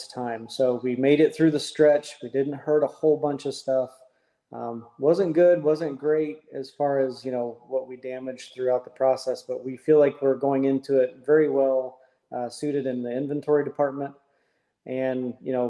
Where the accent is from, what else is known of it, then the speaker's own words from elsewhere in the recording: Indiana, United States; moved away; I'm originally from Indiana